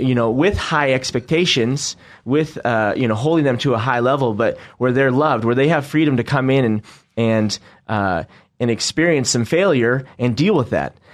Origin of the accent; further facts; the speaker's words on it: Northwest, United States; now in Boise, United States; We're from the Northwest